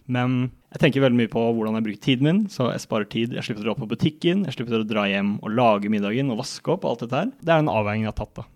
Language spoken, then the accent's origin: Norwegian; Kolbotn, Akershus, Norway; moved away as an adult; now in Trondheim, Norway; det er mulig det står en sykkel eh, hjemme på Kolbotn